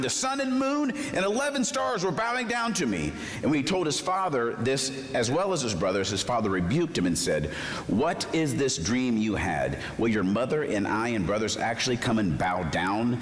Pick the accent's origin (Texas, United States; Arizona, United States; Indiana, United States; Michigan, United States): Arizona, United States; I grew up in Arizona